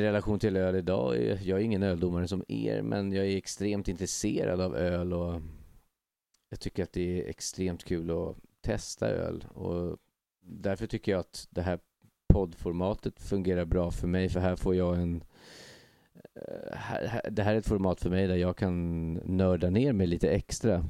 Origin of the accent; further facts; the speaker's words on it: Stockholm, Stockholm County, Sweden; also born or lived in Västertorp; jag är ju också då en kille från eh, Hägersten